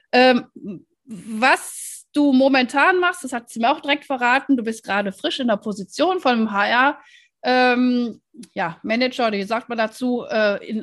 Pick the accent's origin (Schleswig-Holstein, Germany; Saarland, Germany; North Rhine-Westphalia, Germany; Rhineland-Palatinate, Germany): North Rhine-Westphalia, Germany; Wuppertal; born there; ich bin ja gebürtige Wuppertalerin und von daher, ähm, ja, Super, ist ja schon also wirklich 30 Kilometer nur von Wuppertal entfernt.